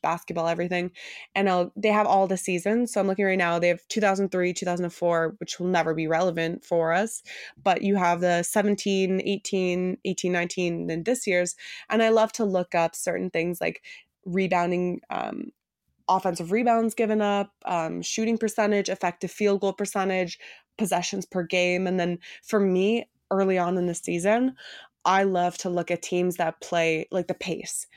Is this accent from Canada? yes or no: yes; Toronto, Ontario, Canada; I grew up in Toronto. I've lived here my entire life